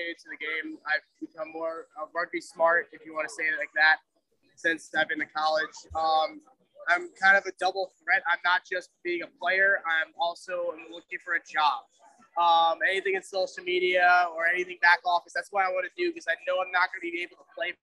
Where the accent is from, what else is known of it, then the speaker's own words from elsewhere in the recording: Connecticut, United States; also born or lived in New Hampshire; I'm from Connecticut originally, went to school in New Hampshire